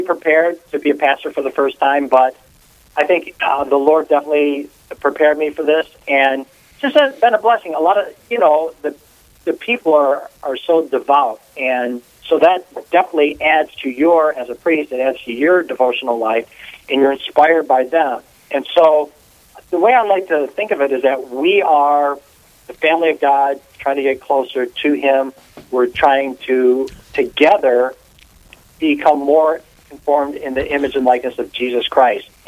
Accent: Detroit, Michigan, United States; moved away as an adult; now in Fargo, United States; I am totally born and raised in Detroit, Michigan

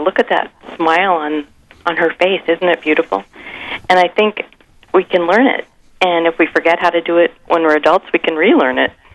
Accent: Sioux Falls, South Dakota, United States; now in Mankato, United States; I grew up in Sioux Falls, and I grew up across the street from the cathedral

